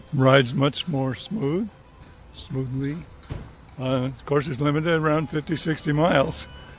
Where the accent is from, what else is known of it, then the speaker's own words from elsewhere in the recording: Burbank, California, United States; I'm from Burbank.